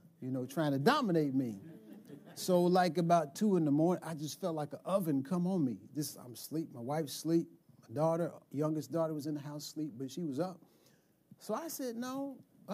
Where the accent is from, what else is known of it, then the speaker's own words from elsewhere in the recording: United States; So I'm 11 years old, right? I'm an American kid